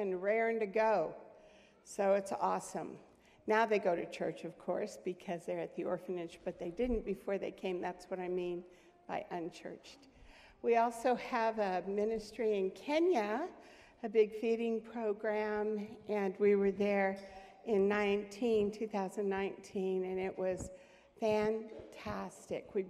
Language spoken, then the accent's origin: English; United States; I came from the United States